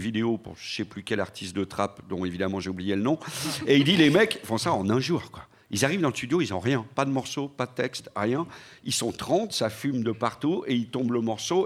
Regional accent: Lyon, Auvergne-Rhône-Alpes, France; j'ai grandi à Lyon dans les années 80

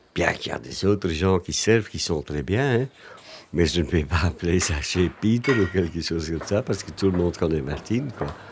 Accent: Flanders, Belgium; now in Brussels, Belgium; je suis né en Flandre, mais je suis un très mauvais flamand

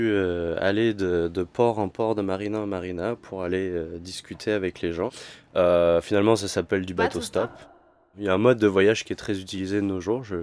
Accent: Saint-Malo, Brittany, France; je suis arrivé ici en bateau stop. Je viens de la Bretagne, de Saint-Malo.

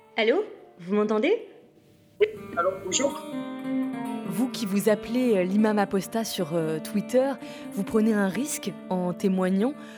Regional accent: France; chez nous, en France

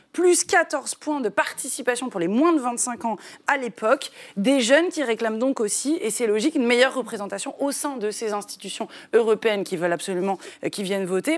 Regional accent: France; chez nous, en France

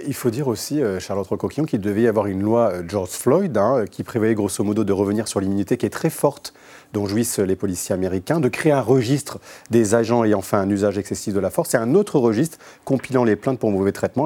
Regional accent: France; chez nous en France

